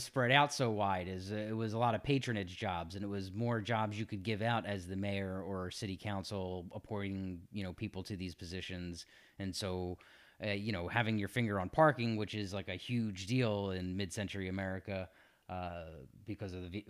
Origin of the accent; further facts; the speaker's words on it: Philadelphia, Pennsylvania, United States; I'm from South Philly, where we park wherever we want.